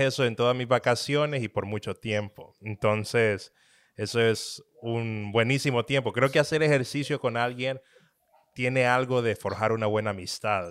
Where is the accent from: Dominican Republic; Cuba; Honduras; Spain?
Honduras; moved away as an adult; also born or lived in Florida, United States; now in Dallas, United States; Yo vivo en Dallas, Texas. Soy originario de Honduras.